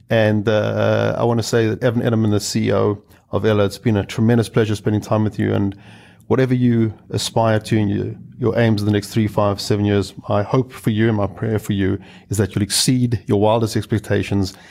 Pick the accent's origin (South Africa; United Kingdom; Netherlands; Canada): South Africa; I hail from South Africa